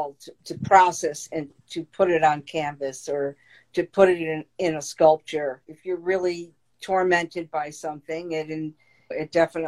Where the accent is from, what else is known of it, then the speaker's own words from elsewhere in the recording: Meriden, Connecticut, United States; my little world growing up in Meriden, Connecticut, blue collar town